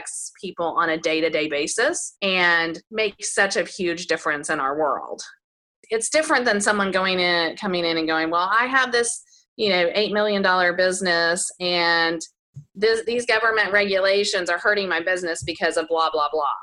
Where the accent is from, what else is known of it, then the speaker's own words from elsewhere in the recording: Houston, Texas, United States; in my hometown, I live in Houston, Texas